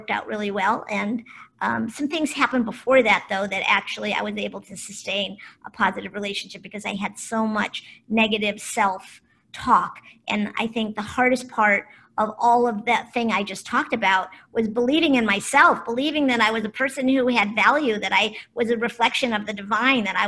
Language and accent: English; Cleveland, Ohio, United States; also born or lived in Boulder, Colorado / Kona, Hawaii / Marin County, California; now in Ojai, United States; I was born in Cleveland, Ohio